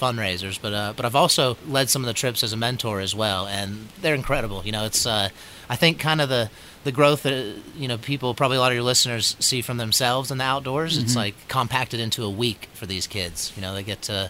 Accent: Waynesville, North Carolina, United States; I grew up in Waynesville, North Carolina, near Asheville

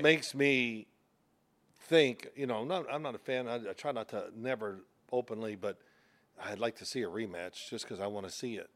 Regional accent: Louisville, Kentucky, United States; I'm from Louisville

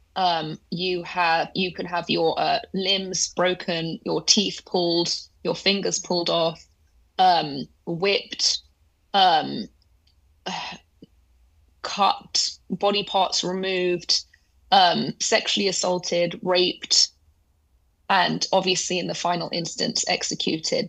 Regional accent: London, United Kingdom; they eventually left Iran, came to London. That's where I was born.

